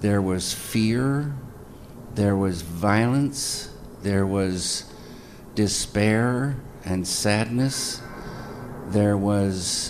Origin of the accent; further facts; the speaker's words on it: the Northwest, Pacific Northwest, United States; moved away; also born or lived in Spokane / Missoula; I grew up in the Northwest, a lot of time in the woods, small towns